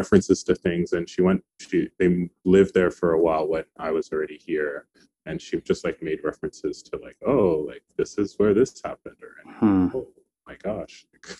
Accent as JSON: {"language": "English", "region": "Niamey", "country": "Niger", "tie": "born there", "said": "So I was born in Niger in West Africa, for people who don't know. I was born in Niamey, the capital, and I was adopted."}